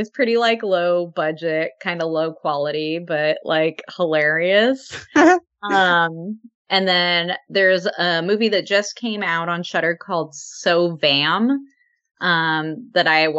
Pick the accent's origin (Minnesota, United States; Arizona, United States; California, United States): California, United States; Palm Springs; I grew up in Palm Springs